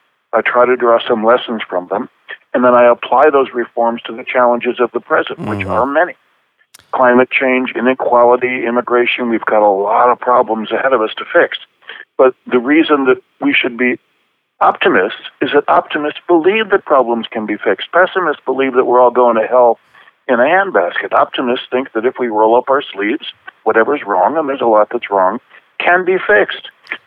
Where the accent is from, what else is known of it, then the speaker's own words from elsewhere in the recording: Buffalo, New York, United States; Well, Buffalo at that time and still today is mainly a middle-class town. It was mainly working class when I was young.